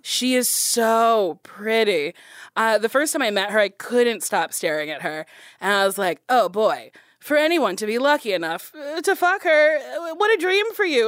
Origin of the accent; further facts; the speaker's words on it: Middletown, New Jersey, United States; I'm from Middletown, New Jersey.